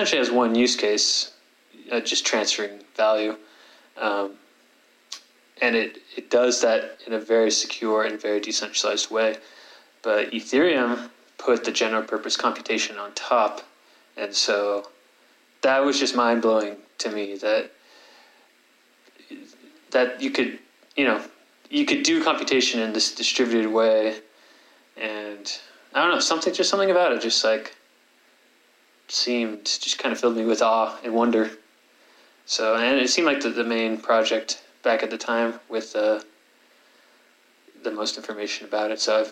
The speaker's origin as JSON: {"language": "English", "area": "San Francisco Bay Area", "region": "California", "country": "United States", "tie": "born or raised there", "also_born_or_lived": "Utah", "moved": "yes", "said": "I grew up in the San Francisco Bay Area"}